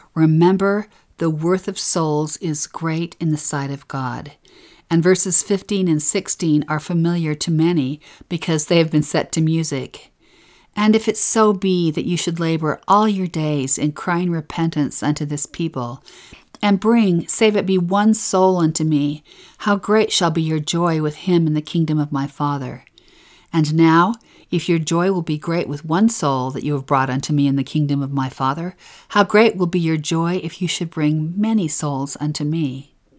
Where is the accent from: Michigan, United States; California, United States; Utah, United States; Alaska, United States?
Utah, United States; We're from Utah